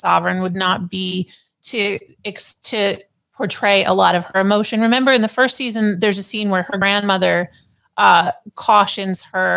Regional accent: United States; being American

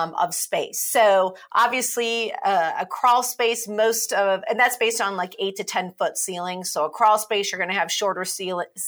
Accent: Midwest, United States; now in Madison, United States; I remember growing up in the Midwest

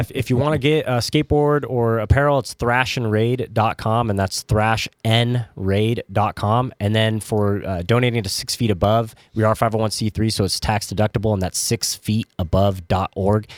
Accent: California, United States; growing up in California, I, I loved In and Out

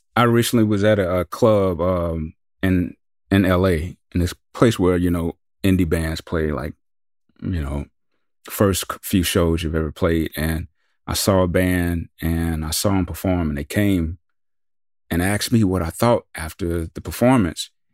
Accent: the South, United States; we're from the South

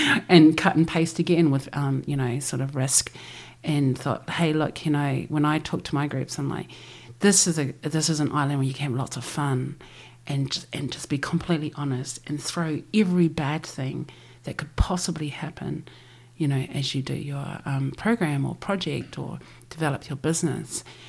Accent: Christchurch, Canterbury, New Zealand; we grew up here in Aotearoa with passports and driver licenses

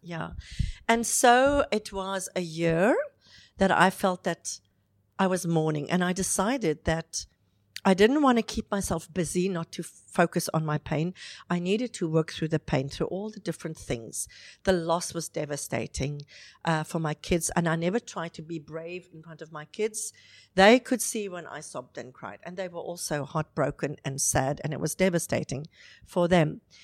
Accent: South Africa; moved away as an adult; now in Dubai, United Arab Emirates; I'm South African. I've been in Dubai now for 11 years

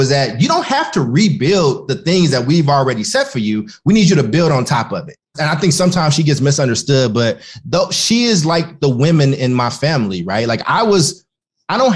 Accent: Maywood, Illinois, United States; also born or lived in Paducah, Kentucky; I was born in Maywood, Illinois. It's a west suburb of Chicago.

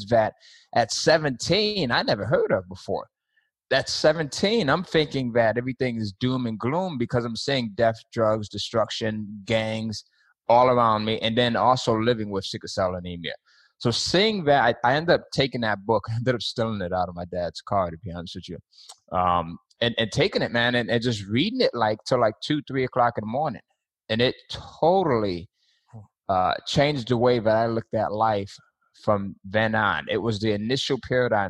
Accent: Bridgeport, Connecticut, United States; I grew up in Bridgeport, Connecticut

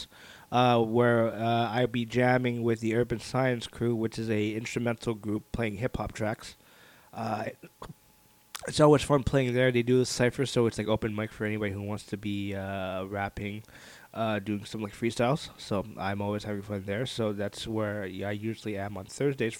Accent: Montreal, Quebec, Canada; in Verdun, my hometown, my neighborhood

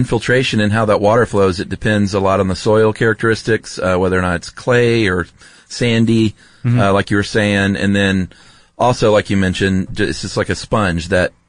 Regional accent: Southeast, United States; moved away; growing up in the Southeast.

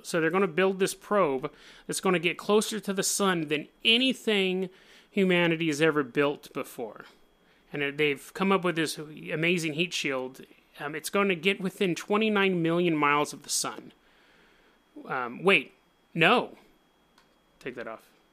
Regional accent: Oregon, United States; I'm from Oregon

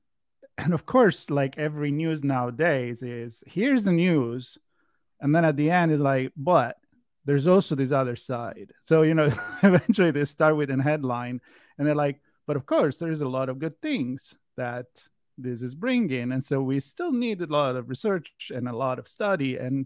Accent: Italy; English is a second language; I grew up in Italy, so maybe we'll touch about the difference, the cultural difference here too.

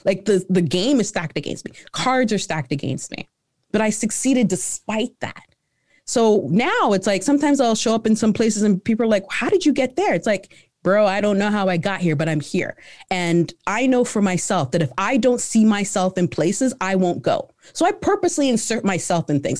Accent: Canada; also born or lived in Ghana; I was born in Ghana, right? So, I came over to Canada, uh, when I was, um, when I was, uh, three

